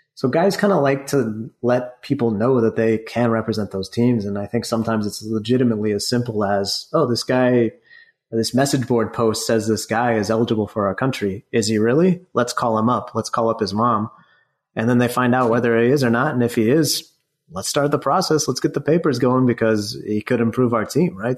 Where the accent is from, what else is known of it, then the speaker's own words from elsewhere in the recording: United States; I, I am American. I'm from the U.S